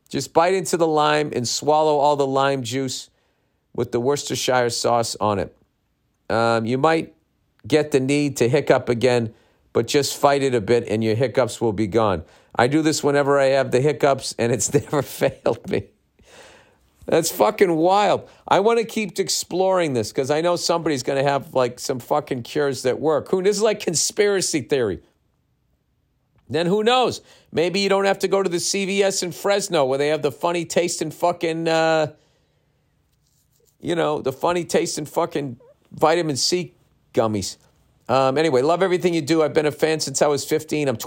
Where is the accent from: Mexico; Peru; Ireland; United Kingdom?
Mexico; now in Miami, United States; I was born and raised in Mexico, and I now live in Miami. Uh, my mom's side of the family is completely Mexican, and as I'm sure you know, us Mexican loves love limes and we also love drinking.